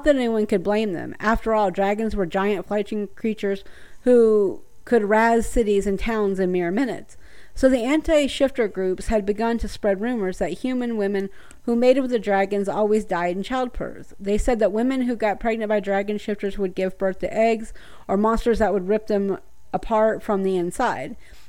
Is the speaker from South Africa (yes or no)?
no; the South, United States; I'm from the South